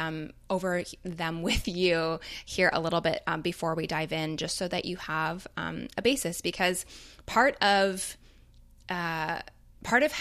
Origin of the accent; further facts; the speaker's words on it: Toronto, Ontario, Canada; growing up in Toronto